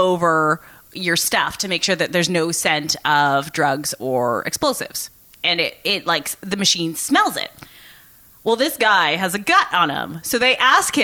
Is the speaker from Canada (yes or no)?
yes; Canada; I'm from Canada